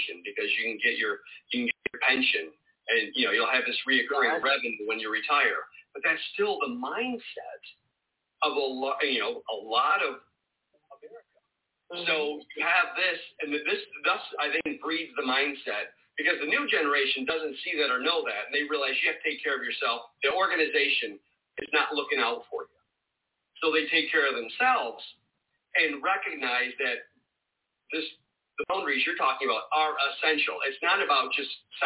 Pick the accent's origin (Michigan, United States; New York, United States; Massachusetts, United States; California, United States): Michigan, United States; moved away; also born or lived in North Carolina; I grew up in Michigan where we celebrated Labor Day